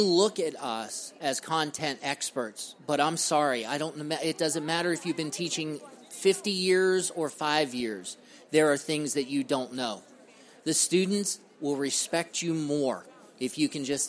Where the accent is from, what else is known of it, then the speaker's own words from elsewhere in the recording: Ohio, United States; I'm from Ohio